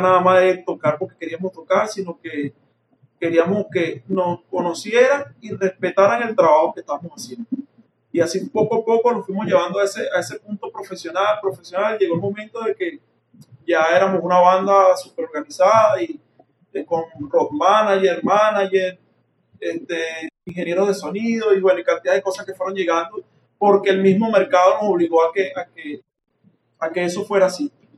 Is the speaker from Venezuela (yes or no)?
yes; San Mateo, Aragua, Venezuela; also born or lived in La Victoria, Aragua; Me crié en el pueblo de San Mateo